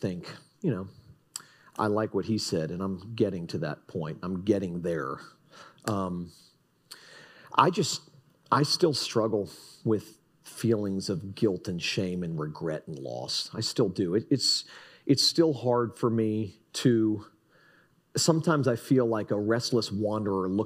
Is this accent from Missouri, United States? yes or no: no; Fort Lauderdale, Florida, United States; also born or lived in Texas; now in Jupiter, United States; I'm from Fort Lauderdale